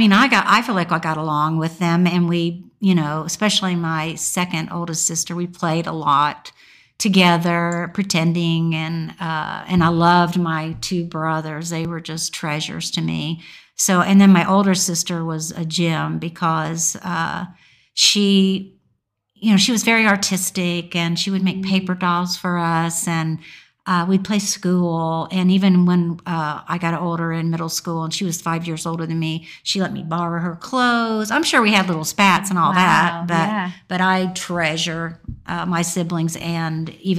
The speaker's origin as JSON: {"language": "English", "region": "Indiana", "country": "United States", "tie": "born or raised there", "said": "No, I was born in Indiana. And I've just moved all over the country. I mean, I spent the first 18 years of my life, well, no, 22, just within 18 miles of my home."}